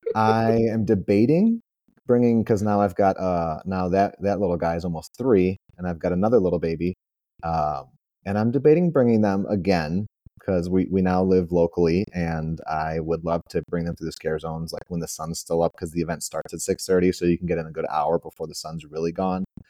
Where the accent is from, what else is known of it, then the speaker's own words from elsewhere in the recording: Chicago, Illinois, United States; now in Florida, United States; I am originally from Chicago. I do live in the Sunshine State now